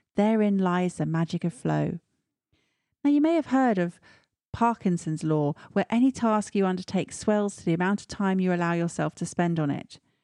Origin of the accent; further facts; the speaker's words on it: Stratford-upon-Avon, West Midlands, United Kingdom; moved away; my hometown of Stratford-on-Avon